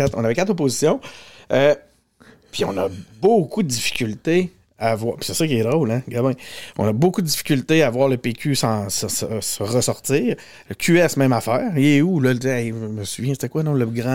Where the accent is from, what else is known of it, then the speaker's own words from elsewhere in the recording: Quebec City, Quebec, Canada; j'ai grandi à Charlebourg, j'habite encore à Charlebourg